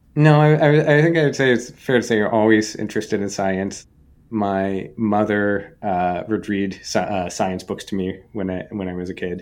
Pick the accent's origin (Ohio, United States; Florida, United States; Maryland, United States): Maryland, United States; Bethesda; also born or lived in Washington, D.C.; I grew up in Bethesda, Maryland